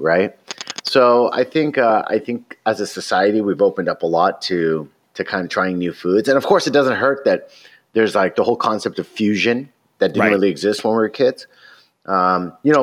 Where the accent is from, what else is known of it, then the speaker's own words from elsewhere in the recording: Alabama, United States; now in Los Angeles, United States; I grew up in Alabama when I was a kid